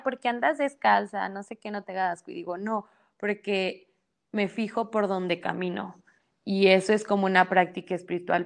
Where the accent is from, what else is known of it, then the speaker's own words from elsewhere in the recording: Mexico; soy mexicana